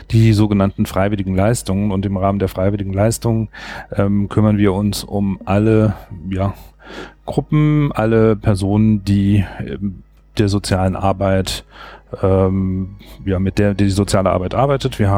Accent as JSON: {"language": "German", "region": "Saarland", "country": "Germany", "said": "ich komme aus dem Saarland, bin dort beschäftigt bei der Kreisstadt Saloy"}